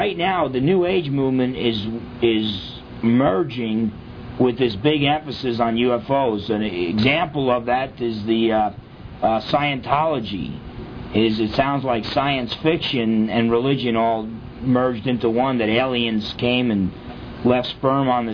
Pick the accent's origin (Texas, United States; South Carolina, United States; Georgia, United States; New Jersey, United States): New Jersey, United States; when I was growing up in New Jersey